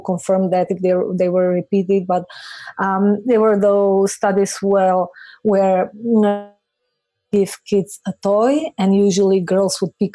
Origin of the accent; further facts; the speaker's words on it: North Macedonia; moved away; I'm from Macedonia